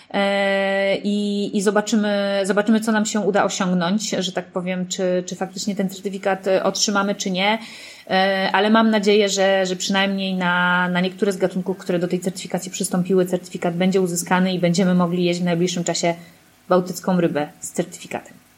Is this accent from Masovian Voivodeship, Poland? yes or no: yes; Warsaw, Masovian Voivodeship, Poland; ja jestem z Warszawy